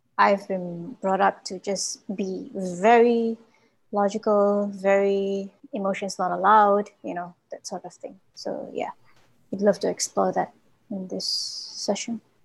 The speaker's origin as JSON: {"language": "English", "country": "Malaysia", "said": "from Malaysia."}